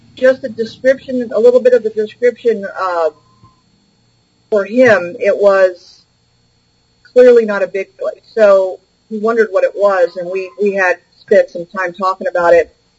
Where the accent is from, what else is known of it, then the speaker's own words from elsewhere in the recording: Bay Area, California, United States; I was raised in the Bay Area